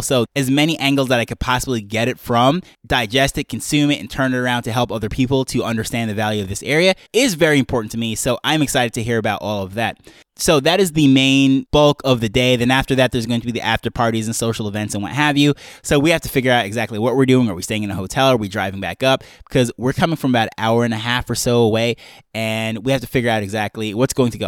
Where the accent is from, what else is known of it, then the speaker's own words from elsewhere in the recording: Jamaica; we're coming from Jamaica